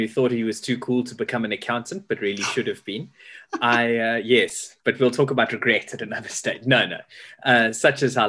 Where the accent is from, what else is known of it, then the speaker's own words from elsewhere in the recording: Pietermaritzburg, KwaZulu-Natal, South Africa; moved away as an adult; also born or lived in Durban; now in Cape Town, South Africa; I was born in Durban, grew up in Pietermaritzburg, but I was desperate to leave and become a Cape Townian